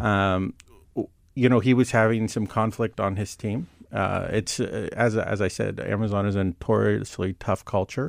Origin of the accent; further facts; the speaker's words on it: Silicon Valley, California, United States; I grew up near the Silicon Valley